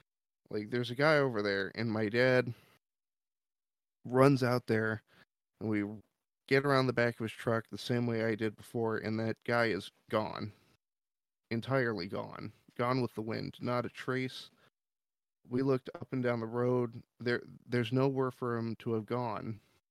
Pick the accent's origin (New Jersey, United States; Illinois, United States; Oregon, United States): Oregon, United States; Gresham; So I'm natively from Oregon, and I lived in an area called Gresham. It's sort of a suburb next to Portland